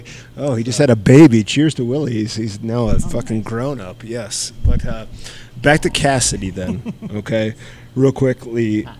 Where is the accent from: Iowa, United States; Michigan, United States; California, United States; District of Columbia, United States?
Iowa, United States; now in Colorado, United States; I'm from Iowa.